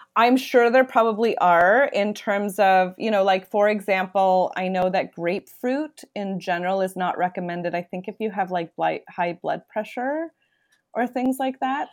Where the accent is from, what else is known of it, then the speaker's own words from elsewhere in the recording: Toronto, Ontario, Canada; I am born and raised in Toronto